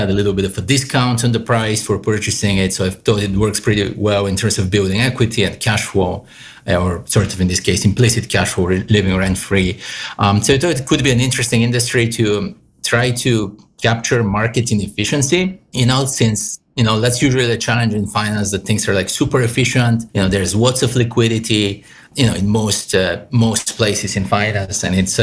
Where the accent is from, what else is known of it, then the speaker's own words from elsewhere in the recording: Bulgaria; moved away as an adult; also born or lived in New York City, United States; now in New York City area, United States; I'm Eastern European, Bulgarian myself. So I grew up in Bulgaria. I came here at 22 for my master's.